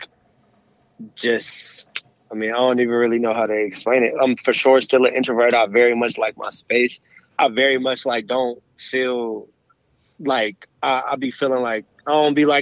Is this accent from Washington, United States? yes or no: no; Berkeley, California, United States; I'm from the Bay, from Berkeley.